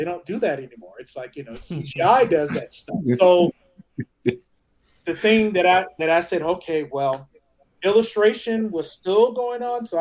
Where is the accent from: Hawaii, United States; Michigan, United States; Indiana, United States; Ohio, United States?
Michigan, United States; Detroit; originally from Detroit, Michigan